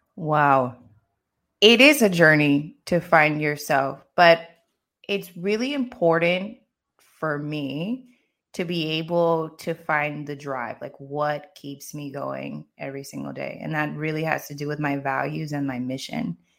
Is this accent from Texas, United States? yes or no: no; Maryland, United States; moved away as an adult; also born or lived in Los Angeles / Paris; now in Barcelona, Spain; I grew up in the States. I grew up in Maryland